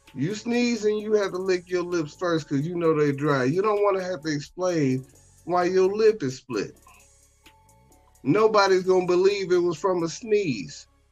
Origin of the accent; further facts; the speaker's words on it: Chicago, Illinois, United States; Growing up in Chicago